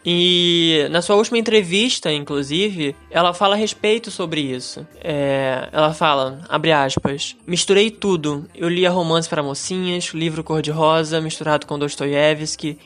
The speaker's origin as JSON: {"language": "Portuguese", "town": "Belford Roxo", "region": "Rio de Janeiro", "country": "Brazil", "said": "eu sou do Rio, mas não no, no centro, não no lugar bonito do Rio. É um lugar inóspito, completamente isolado de tudo, esquecido por Deus chama uma Belfor Roxo."}